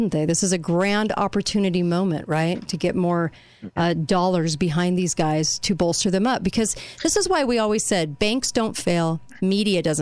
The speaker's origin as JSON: {"language": "English", "area": "Orange County", "region": "California", "country": "United States", "said": "I'm from California in Orange County"}